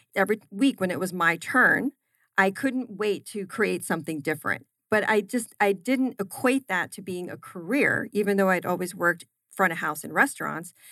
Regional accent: New Jersey, United States; also born or lived in Philadelphia; I grew up in New Jersey, had my formative years there

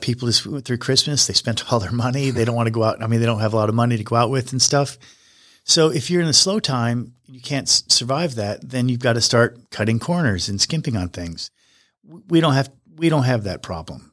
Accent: Wyoming, United States; moved away; I grew up in Wyoming.

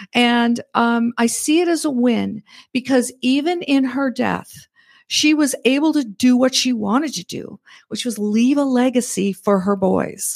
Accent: Red Deer, Alberta, Canada; moved away as an adult; also born or lived in Nebraska / California; now in Northwest Arkansas, United States; I was born and raised in Red Deer, Alberta, Canada

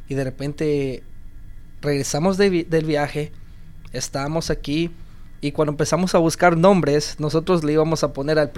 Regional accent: Guatemala; moved away; Yo soy guatemalteco.

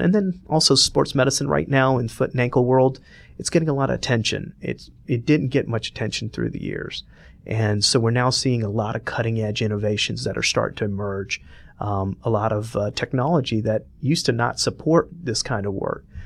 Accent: Atlanta, Georgia, United States; moved away as an adult; also born or lived in Cleveland; I was born and raised here.

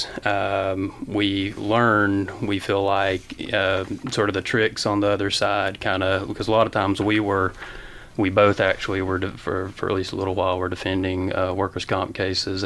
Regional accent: Gainesville, Georgia, United States; We grew up here in Gainesville Public Schools, and Ronny's North Hall, I'm East Hall

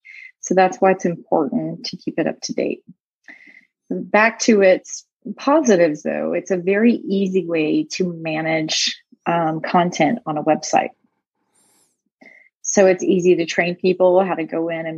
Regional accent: Tennessee, United States; moved away as an adult; also born or lived in Phoenix, Arizona; I was born and raised in Tennessee

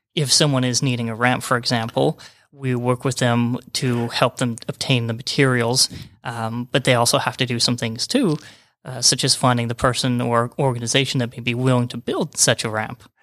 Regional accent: Utah, United States; also born or lived in New Mexico / Florida / Georgia; now in Rome, Georgia, United States; Originally, I'm from Utah, and then kinda worked my way, way around the bottom of the United States

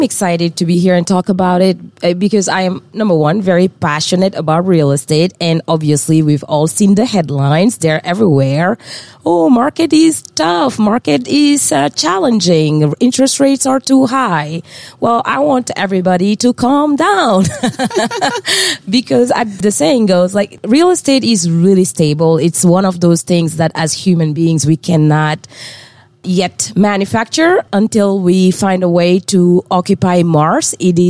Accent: France; English is a second language; moved away as an adult; also born or lived in West Africa; I tend to joke that I am from the South, South, South, which is Africa. Born and raised in West Africa. Grew up in France where I studied until undergrad. Moved here in 2008.

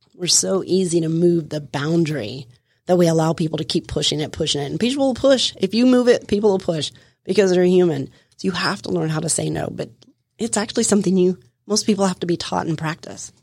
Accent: Florida, United States; I come from Florida. I lived my life outside, running the streets, running around, having a good old time

